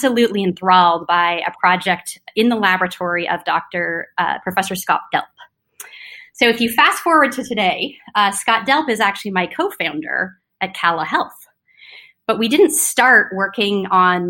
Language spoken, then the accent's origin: English; Toronto, Ontario, Canada; moved away as an adult; also born or lived in California; I was born in Toronto, Canada